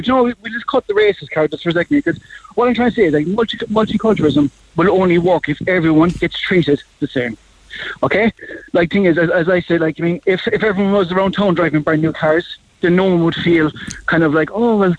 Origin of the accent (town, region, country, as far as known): Ireland